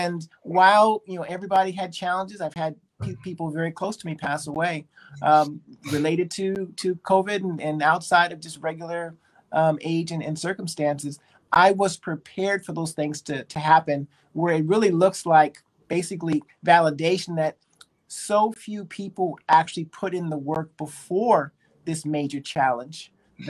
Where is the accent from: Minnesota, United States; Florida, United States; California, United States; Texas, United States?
California, United States; Berkeley; also born or lived in Japan; I was born in Berkeley, California, so I'm a Bay Area kid